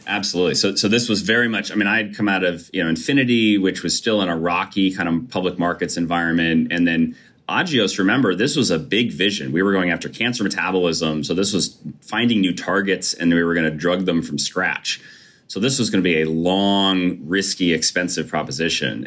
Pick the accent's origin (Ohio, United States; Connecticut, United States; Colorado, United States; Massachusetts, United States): Connecticut, United States; Brookfield; I grew up in Brookfield, Connecticut